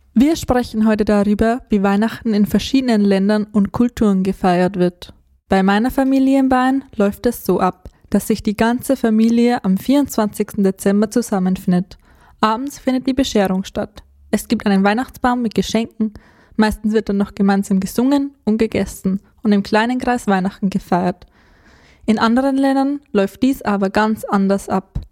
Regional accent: Peru; German is a second language; now in Germany; in meinem Heimatland Peru

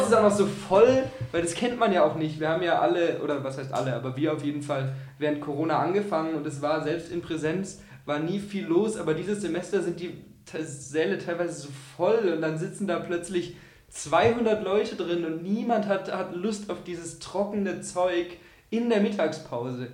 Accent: Augsburg, Bavaria, Germany; ich komme aus Augsburg

